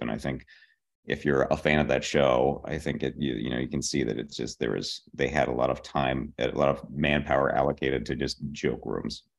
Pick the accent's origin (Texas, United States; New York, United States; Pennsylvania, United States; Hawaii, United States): Pennsylvania, United States; Pittsburgh; moved away as an adult; also born or lived in Boston, Massachusetts; now in Los Angeles, United States; I am from Pittsburgh, Pennsylvania. I grew up there.